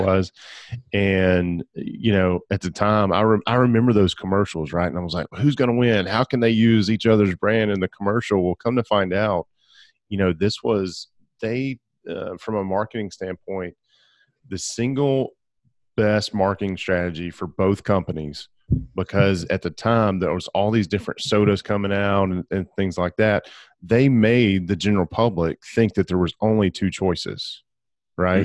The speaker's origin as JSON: {"language": "English", "region": "Alabama", "country": "United States", "tie": "born or raised there", "also_born_or_lived": "Gadsden, Alabama / Birmingham, Alabama", "said": "I grew up in Alabama, and I spent all of the last ten years of my life, uh, in Gadsden and Birmingham."}